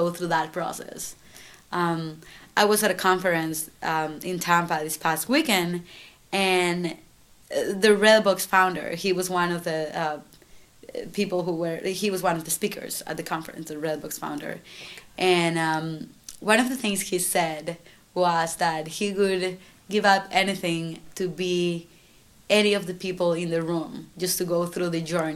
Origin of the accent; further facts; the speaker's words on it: San Salvador, El Salvador; moved away as an adult; now in Syracuse, United States; I grew up in San Salvador, that's right, that's the capital.